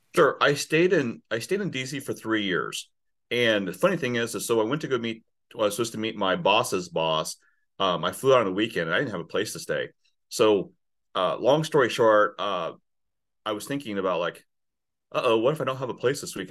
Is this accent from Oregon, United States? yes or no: no; Silver Lake, Kansas, United States; also born or lived in Saigon, Vietnam / California / Texas / Oklahoma; I grew up in a small town. So so we moved from from California to Texas to Oklahoma to outside of Topeka, Kansas. So seven miles north of Topeka is Silver Lake